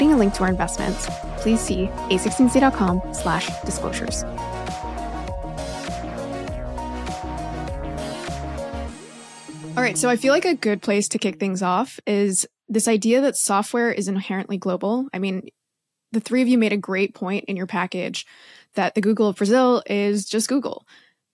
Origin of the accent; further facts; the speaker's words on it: Canada; we're both Canadian.